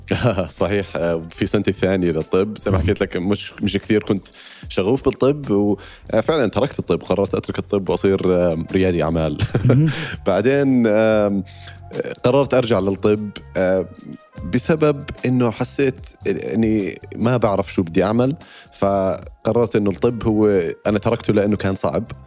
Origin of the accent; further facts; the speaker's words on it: Amman, Amman Governorate, Jordan; moved away as an adult; now in United Kingdom; انا آه، انولدت في بريطانيا بس عشت معظم حياتي في الاردن